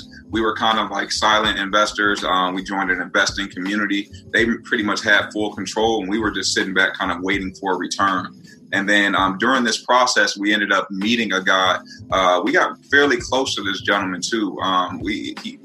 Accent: Northwest Indiana, United States; I'm from Northwest Indiana

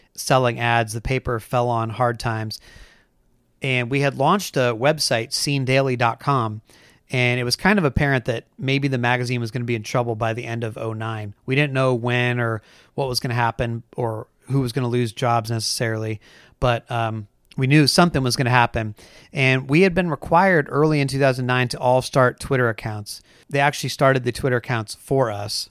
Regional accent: Bay Area, south of San Francisco, California, United States; now in Portland, Oregon, United States; I grew up in Northern California. I grew up in the Bay Area, um, south of San Francisco

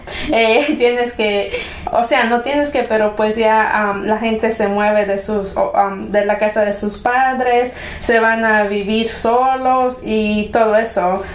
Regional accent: Mexico; en un hogar hispano como nosotros, mexicanos, eh, en nuestro caso, ¿verdad? Mexicanos

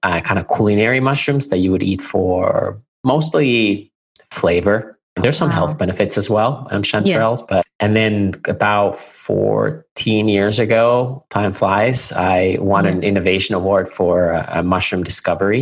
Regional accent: Finland; moved away; I'm originally from Finland, hence the really difficult name by a vowel. And I'm a 13th generation family farmer. So our family has had, at least since 1619, a farm in near the town of Nokia, Finland

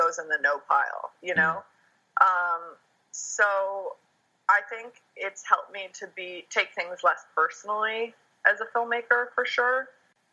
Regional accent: New York, United States; I grew up in New York

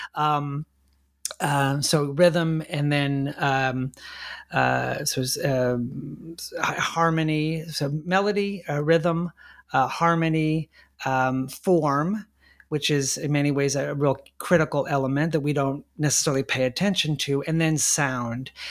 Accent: La Mirada, California, United States; my hometown of La Mirada, California, in Southern California

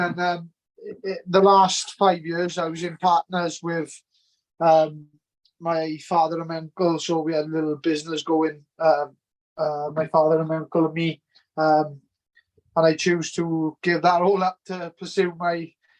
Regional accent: Treharris, Wales, United Kingdom; So I'm from Chiaris originally. There's a Merthyr borough. So like it was really good, but I had a brilliant childhood. Like I grew up in Windsor Place in Chiaris.

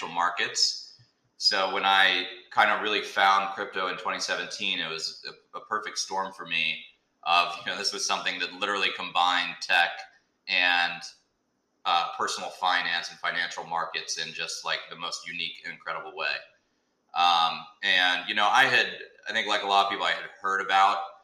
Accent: Birmingham, Alabama, United States; now in Atlanta, United States; I grew up in Birmingham, Alabama

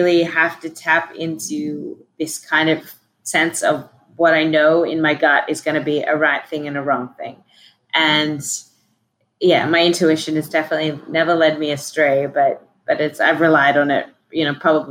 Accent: Australia; I was fortunate a little bit in being Australian

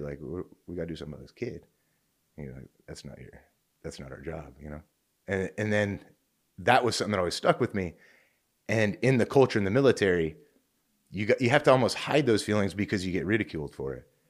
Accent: Oregon, United States; also born or lived in Fort Campbell, Kentucky; now in California, United States; I'm actually a West Coaster originally. I'm from Oregon, so we're out here in California

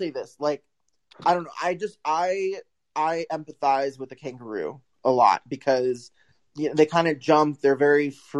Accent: United States; as an American

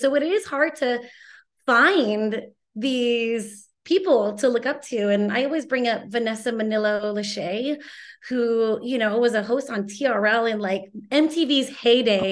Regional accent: Torrance, California, United States; my house in Torrance that I grew up

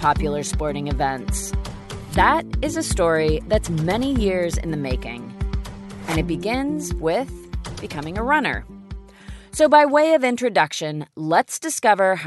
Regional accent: Goleta, California, United States; moved away as an adult; also born or lived in Lake Tahoe, California; I was living in my hometown of Goleta, California

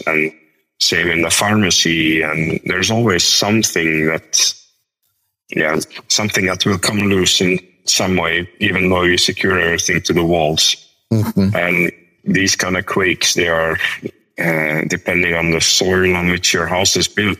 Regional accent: Belgium; moved away as an adult; now in Iceland; my hometown in Belgium

